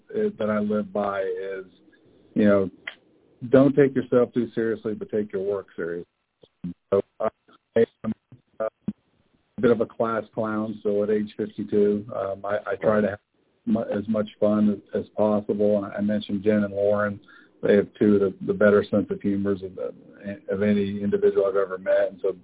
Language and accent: English; Germany; When my background is I grew up in Germany being a military brat and moved around a lot